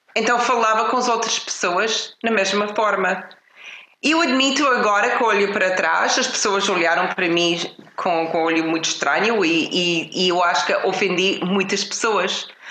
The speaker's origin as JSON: {"language": "Portuguese", "country": "Canada", "tie": "born or raised there", "moved": "yes", "lives_now": "Portugal", "said": "Eu cresci numa família no Canadá"}